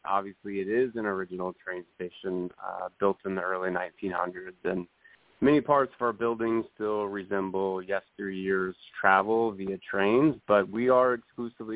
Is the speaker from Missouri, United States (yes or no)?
yes; St. Louis, Missouri, United States; now in Nashville, United States; St. Louis, my hometown